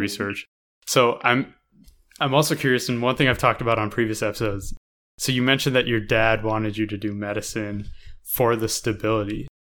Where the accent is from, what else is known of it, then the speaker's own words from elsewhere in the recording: United States; we grew up in America